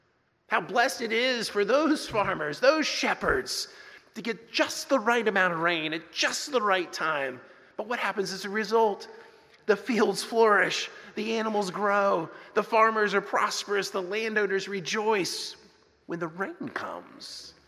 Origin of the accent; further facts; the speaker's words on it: Texas, United States; also born or lived in New Jersey; When I was a kid growing up in Texas and Jersey, we had all kinds of songs, patriotic songs that we sang.